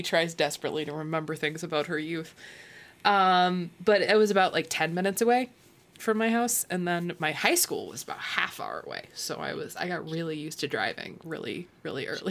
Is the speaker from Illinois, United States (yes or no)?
yes; Illinois, United States; moved away; I'm from Illinois, but I grew up in the Quad Cities where Illinois and Iowa are like very interchangeable.